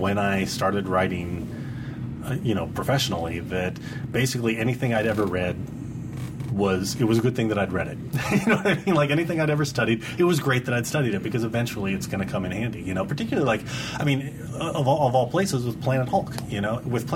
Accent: Dallas, Texas, United States; I grew up in Dallas, Texas, you know, and I had a very sort of kind of classic outdoor American childhood

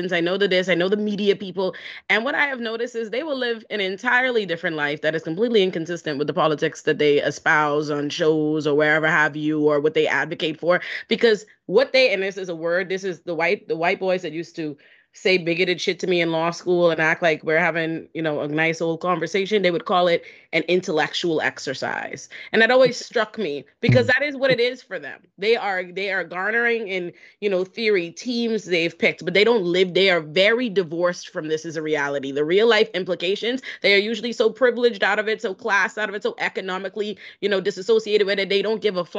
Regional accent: Bahamas; also born or lived in Boca Raton, Florida; now in United States; I was raised in the Bahamas

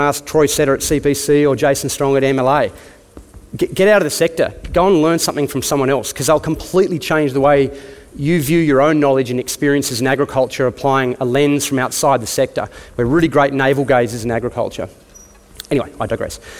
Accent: Tasmania, Australia; moved away as an adult; I grew up in Tassie on farm. Like a lot of Tasmanians, I turned 18, finished school and got the hell out of there

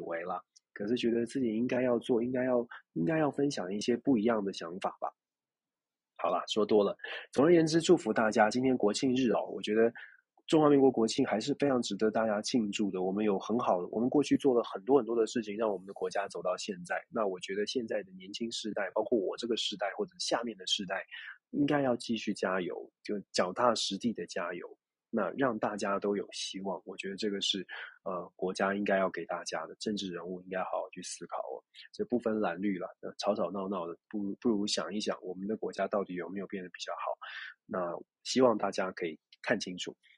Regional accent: Taiwan; 我们关起门来，自己在台湾自己问自己了

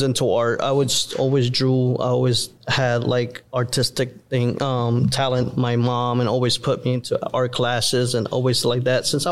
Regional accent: Miami, Florida, United States; also born or lived in Puerto Rico; I grew up in Miami, moved from Puerto Rico here when I was 10

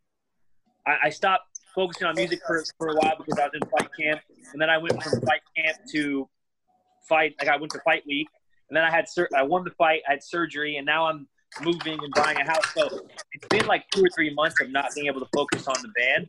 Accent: Northern California, United States; I'm from Northern California

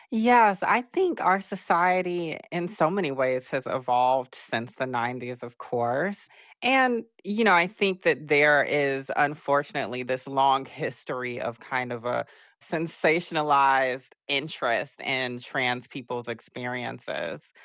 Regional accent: Augusta, Georgia, United States; I'm from Augusta, Georgia

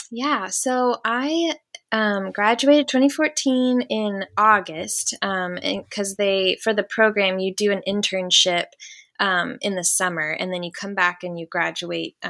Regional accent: The Woodlands, Texas, United States; also born or lived in Waco, Texas; So I grew up in the Houston area, but I grew up in the Woodlands, um, oh. a town oh. outside of Houston

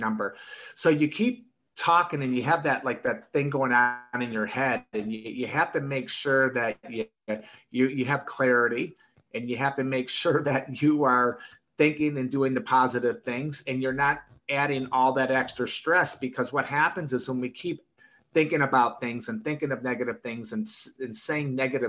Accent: Detroit, Michigan, United States; I grew up in Michigan, in Detroit

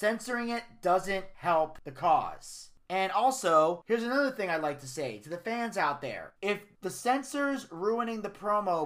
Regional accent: United States; I'm from the New York, New Jersey area. I'm Italian

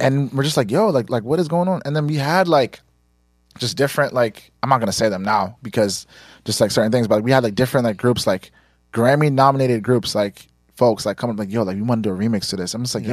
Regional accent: Nigeria; we're Nigerian

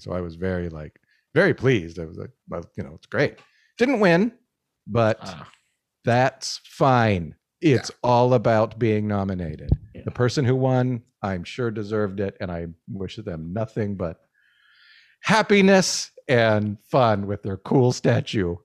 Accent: Albuquerque, New Mexico, United States; now in Canada; I grew up in New Mexico

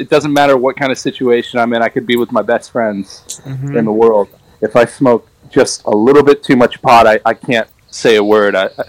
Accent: Cotati, California, United States; I grew up in Sonoma County in California. And I was like born and raised. My mom and my dad had a house. They bought a house in Cotati, California, which is pretty much in the heart of Sonoma, right on Highway 101.

